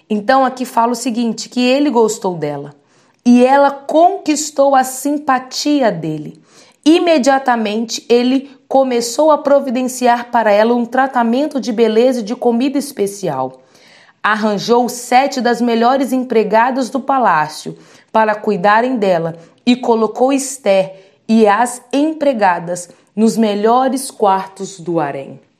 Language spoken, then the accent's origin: Portuguese; Vitória, Espírito Santo, Brazil; sou de Vitória do Espírito Santo